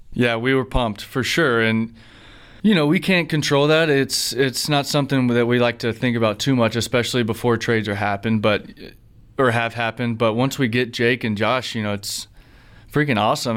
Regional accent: Alabama, United States; I grew up in Alabama

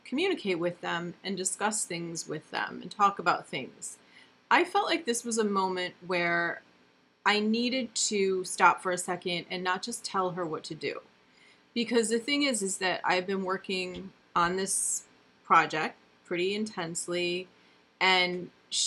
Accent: upstate New York, United States; now in New Jersey, United States; I'm from upstate New York

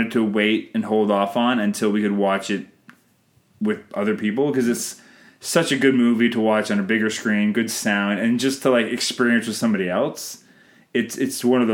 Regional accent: Canada; I'm Canadian filmmaker

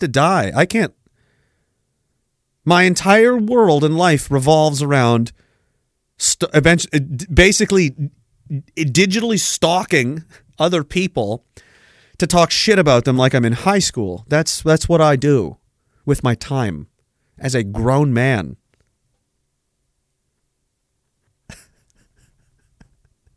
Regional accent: East Coast, Canada; I'm from the East Coast

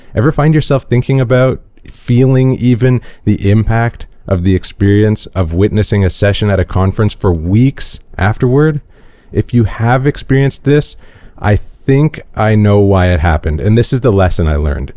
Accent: Toronto, Ontario, Canada; growing up white and male in Toronto

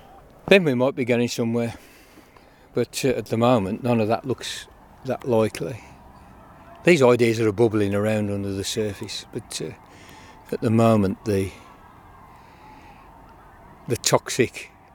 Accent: England, United Kingdom; now in Gwynedd, United Kingdom; And even now, we're mostly English offcomers here.

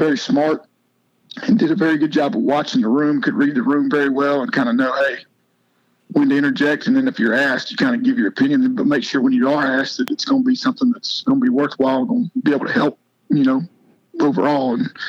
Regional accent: Oklahoma, United States; moved away as an adult; also born or lived in Clemson, South Carolina; now in Spartanburg, United States; I grew up in Oklahoma

